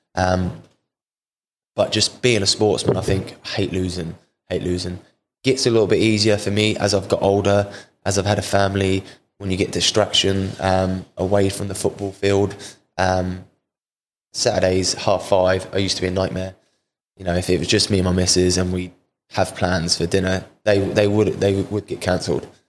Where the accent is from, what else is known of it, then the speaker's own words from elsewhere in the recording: Portsmouth, South East England, United Kingdom; moved away; also born or lived in Cardiff; I've signed here at Portsmouth back to my hometown club